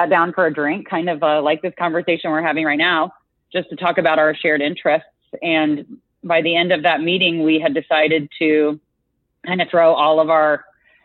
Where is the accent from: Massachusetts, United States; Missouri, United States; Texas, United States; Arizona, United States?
Missouri, United States; I grew up in Missouri, in like a middle-sized town